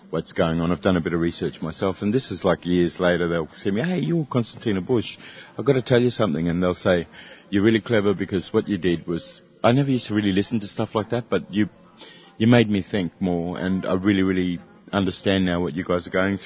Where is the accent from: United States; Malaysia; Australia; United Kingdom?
Australia; Katherine, Northern Territory; I've got raised in Catherine